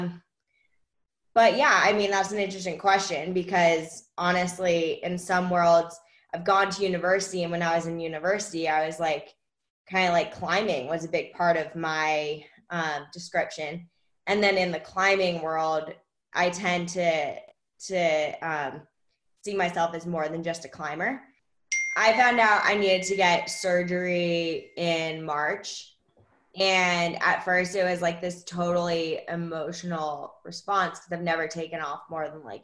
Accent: Washington, District of Columbia, United States; I grew up in Washington, D.C.

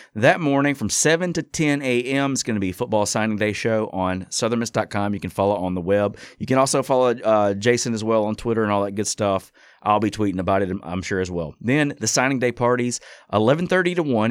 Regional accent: Hattiesburg, Mississippi, United States; I grew up in the Hattiesburg area. I've lived here my whole life

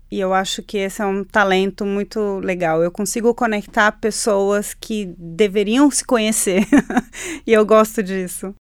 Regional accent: Chile; Portuguese is a second language; now in Brazil; eu nasci de frente para o Pacífico, né? Eu sou chilena, eu nasci de frente para o mar

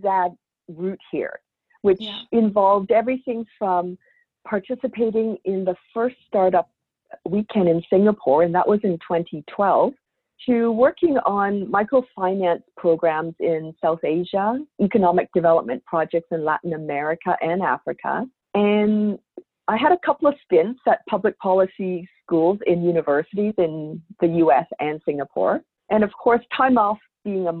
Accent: Victoria, British Columbia, Canada; I grew up in Victoria, BC, on the west coast of Canada

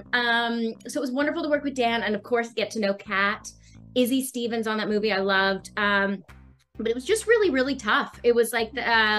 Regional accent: Australia; growing up in Australia

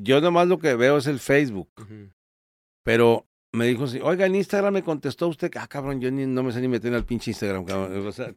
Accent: Torreón, Coahuila, Mexico; yo soy de Torreón

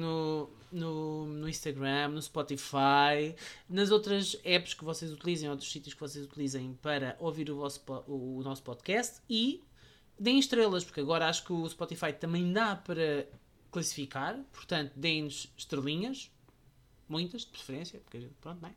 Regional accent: Portugal; eu vinha de Portugal com aquele preconceito

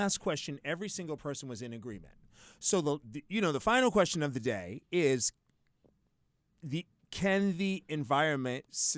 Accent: Boston, Massachusetts, United States; I'm from Boston, Massachusetts. I've grown up around white people

